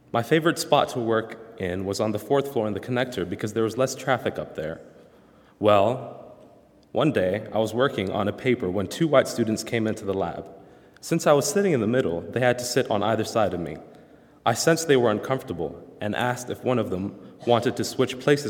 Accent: the South, United States; moved away; I was from a southern state

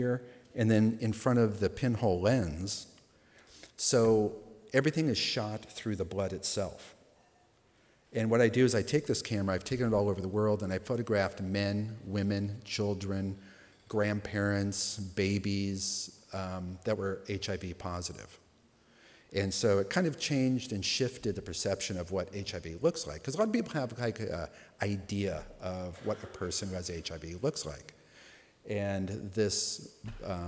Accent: Los Angeles, California, United States; I grew up in Los Angeles in the punk rock

